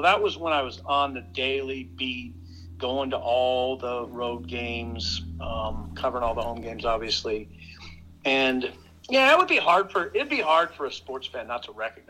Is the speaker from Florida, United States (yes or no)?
no; Columbus, Nebraska, United States; I was a kind of a weird little kid in Columbus